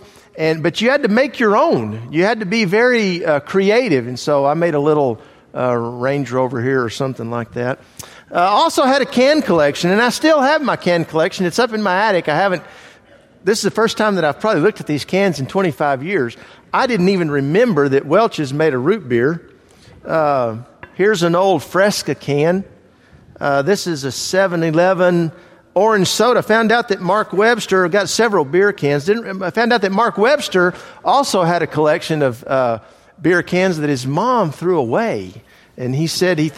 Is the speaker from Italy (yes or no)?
yes; Italy; moved away; I grew up in Italy